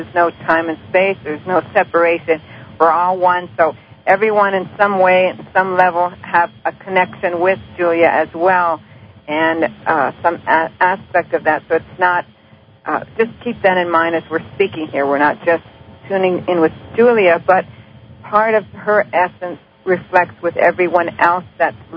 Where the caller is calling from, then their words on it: Maryland, United States; I'm calling from Maryland.